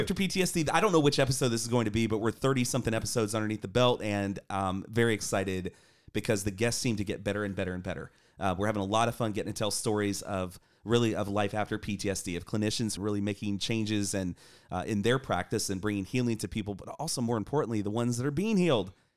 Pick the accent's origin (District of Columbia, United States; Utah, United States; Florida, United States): Florida, United States; Coral Springs; moved away; live here in Coral Springs, Florida. And this is my hometown, so came back to represent